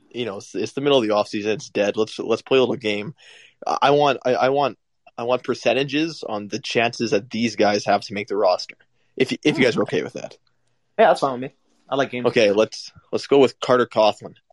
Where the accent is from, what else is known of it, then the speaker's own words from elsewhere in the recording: Canada; Uh, Canada. Canada.